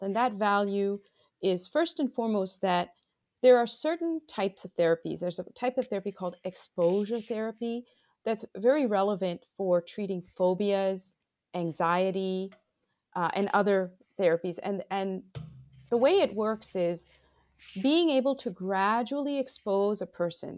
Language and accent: English; Bangladesh; moved away as an adult; now in United States; I am originally from Bangladesh. I grew up between the U S and Bangladesh.